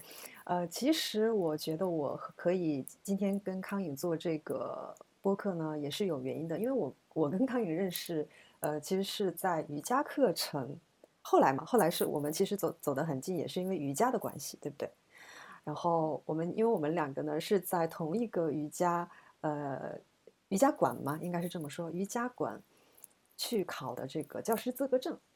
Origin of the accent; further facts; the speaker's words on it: China; moved away; 我呢是是在中国出生，中国长大，那现在我们我们两个其实都在海外啊